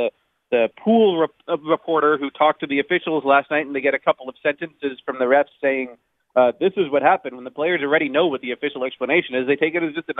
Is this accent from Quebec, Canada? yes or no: no; Toronto, Ontario, Canada; I'm from Toronto